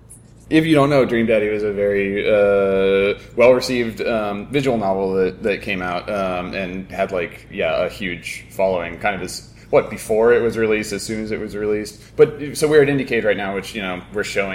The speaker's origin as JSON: {"language": "English", "region": "Florida", "country": "United States", "tie": "born or raised there", "said": "I grew up in, like, suburban Florida"}